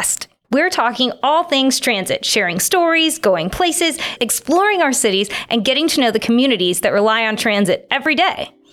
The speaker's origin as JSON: {"language": "English", "town": "Phoenix", "region": "Arizona", "country": "United States", "tie": "born or raised there", "said": "Growing up in the Valley as a Phoenix native"}